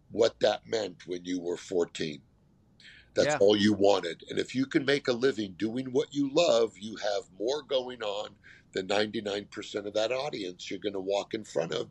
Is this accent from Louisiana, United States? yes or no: no; California, United States; I grew up in California